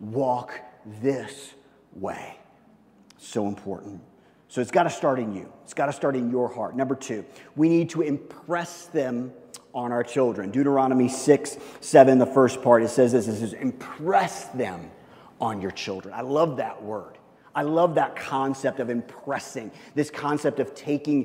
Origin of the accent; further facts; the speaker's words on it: Midwest, United States; I'm from the Midwest